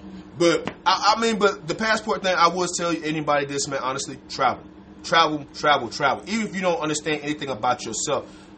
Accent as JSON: {"language": "English", "region": "Georgia", "country": "United States", "tie": "born or raised there", "said": "I'm born and raised in Georgia"}